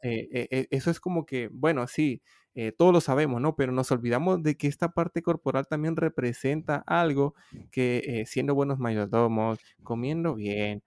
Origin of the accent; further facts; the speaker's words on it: Honduras; moved away as an adult; also born or lived in Madrid, Spain; now in Barcelona, Spain; soy originariamente de Honduras